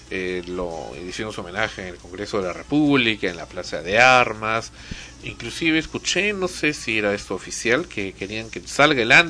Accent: Cuba; moved away; Eh, cuando salí de Cuba también, otra canción eh, muy conocida

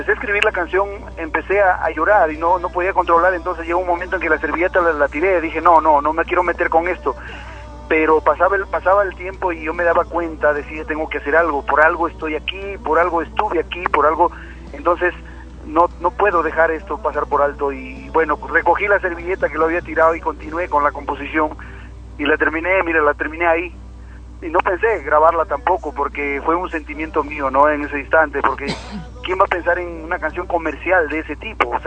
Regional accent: Cajamarca, Peru; aquí en Cajamarca, después que he venido después de mucho tiempo a visitar a mi tierra, he encontrado muchísimo cambio

